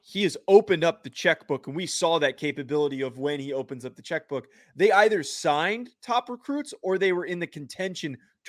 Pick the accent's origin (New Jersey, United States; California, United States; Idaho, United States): New Jersey, United States; I'm more of an obnoxious Italian because I'm from New Jersey.